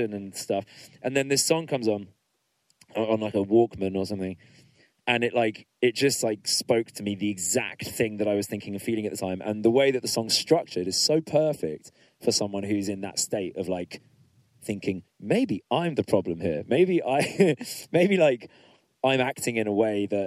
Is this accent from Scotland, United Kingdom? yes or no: no; Middlesex, London, United Kingdom; I'm from Middlesex